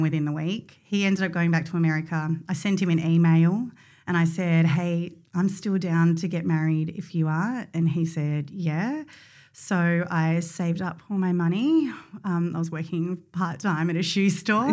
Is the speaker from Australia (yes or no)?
yes; Mornington Peninsula, Victoria, Australia; I grew up on the Mornington Peninsula